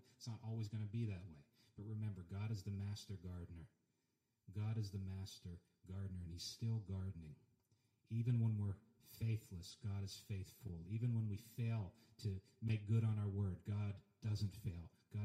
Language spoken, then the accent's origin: English; Pennsylvania, United States; my hometown in Pennsylvania